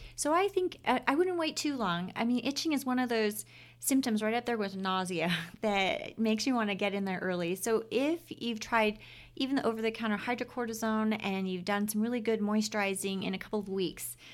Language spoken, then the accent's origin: English; Oahu, Hawaii, United States; moved away as an adult; now in Utah, United States; I was born and raised in Hawaii.